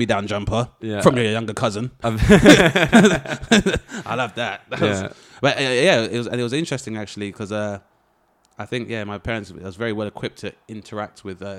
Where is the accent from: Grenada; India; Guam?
Grenada; Being like, I'm from Grenada, but like I said, realizing like at university up north that white people don't know nor do they give a fuck.